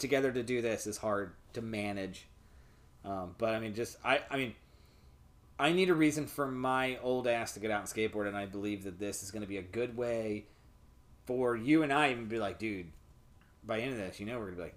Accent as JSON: {"language": "English", "region": "Ohio", "country": "United States", "moved": "yes", "said": "I'm from Ohio"}